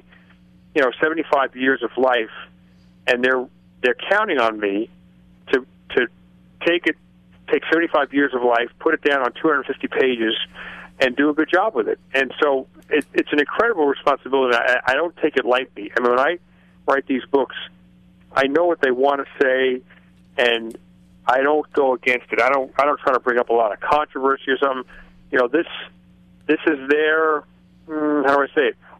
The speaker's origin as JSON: {"language": "English", "area": "Long Island", "region": "New York", "country": "United States", "tie": "born or raised there", "moved": "yes", "said": "I grew up on Long Island"}